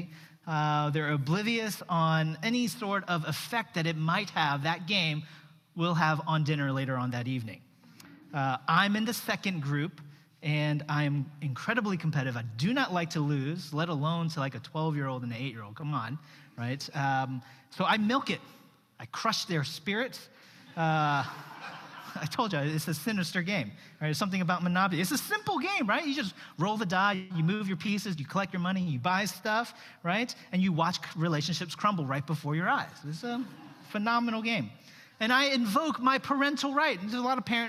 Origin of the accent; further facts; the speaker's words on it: Washington, District of Columbia, United States; moved away as an adult; born in the States. My parents immigrated from South Korea in the early 70s, and I've only known the U.S. as home and the D.C. area prior to 1999, which is when I moved down here for college